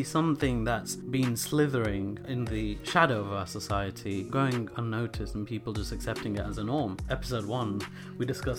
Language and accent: English; United Kingdom; It may not have been firsthand, but how shocking it was for us. Especially growing up in Britain.